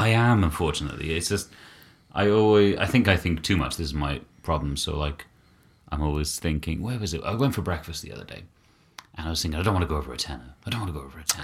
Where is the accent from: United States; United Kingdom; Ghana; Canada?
United Kingdom; being British